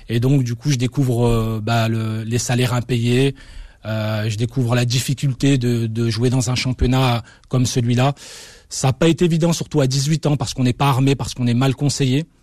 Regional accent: Algeria; now in France; je pense avoir le droit de considérer que je suis un Algérien et que je resterai finalement un Algérien jusqu'à la fin de ma vie sur la terre de la République française

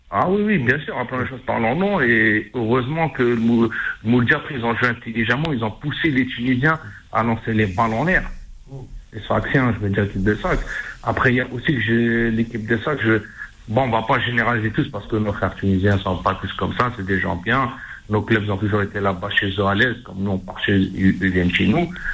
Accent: Algeria; chez nous, en Algérie

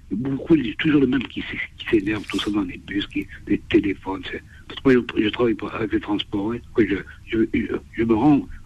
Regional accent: France; moi, je, suis d'origine algérienne, mais je suis né en France, oui.

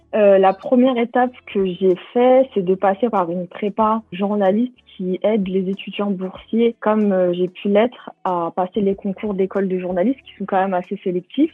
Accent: Bobigny, Île-de-France, France; J'ai grandi à Bobigny. C'est aussi la ville où, euh, je suis née et, euh, où je vis encore maintenant

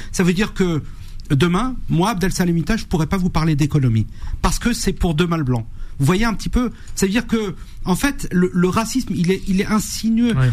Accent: France; je suis français à part entière. Vous voyez, euh, je suis né en France

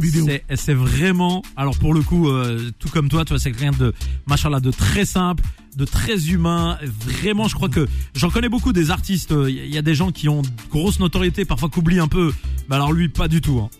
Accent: Nantes, Pays de la Loire, France; je suis nantais à la base

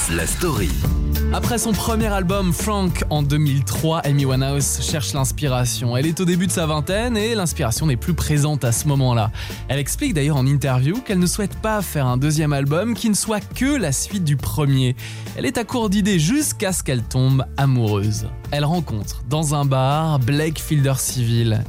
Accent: France; chez nous en France

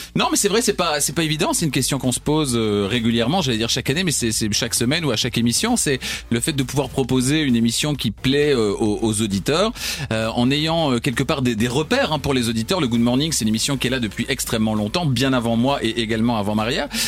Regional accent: Namur, Wallonia, Belgium; je suis namurois, et donc j'étais, je prenais, le bus à la gare de, Namur

